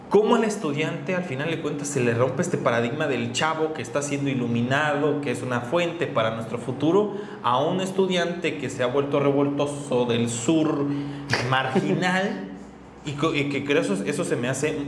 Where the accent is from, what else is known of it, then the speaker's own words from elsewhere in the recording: Chiapas, Mexico; yo de Chiapas